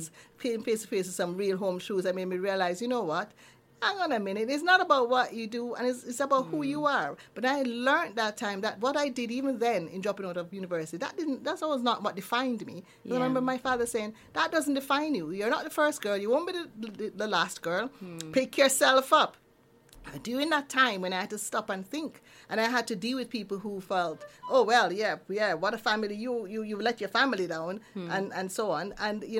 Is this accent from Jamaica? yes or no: yes; Kingston, Jamaica; moved away as an adult; now in Neath, United Kingdom; I was born in Kingston